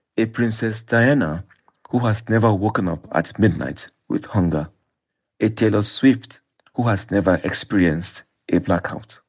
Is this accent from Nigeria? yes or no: yes; Nigeria; when I was growing up in Nigeria